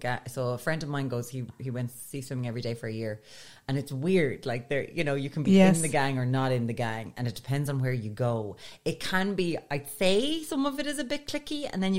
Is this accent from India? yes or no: no; Ireland; as an Irish person